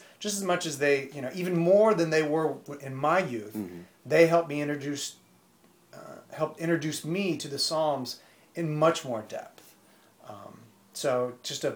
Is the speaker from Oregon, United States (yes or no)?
no; Indiana, United States; I grew up in Indiana, you know, very, very Bible Belt.